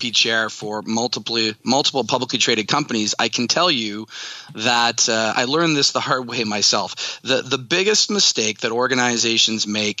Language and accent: English; Canada; moved away as an adult; also born or lived in Pittsburgh, United States; now in United States; I am a Canadian, and I have spent most of my career living and working in the U.S.